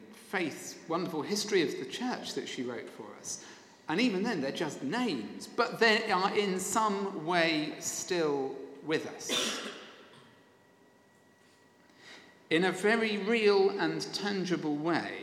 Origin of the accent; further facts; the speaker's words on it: Sevenoaks, South East England, United Kingdom; the former rector of my hometown Sevenoaks